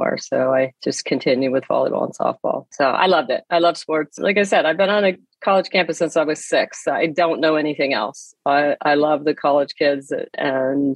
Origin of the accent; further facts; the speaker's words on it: Erie, Pennsylvania, United States; I grew up in Erie, Pennsylvania